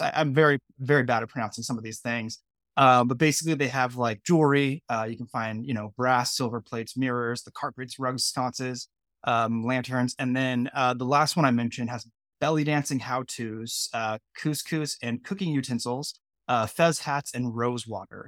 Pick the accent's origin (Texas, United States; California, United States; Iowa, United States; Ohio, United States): California, United States; Bay Area near San Francisco; I grew up in California. Um, I grew up in the Bay Area near San Francisco.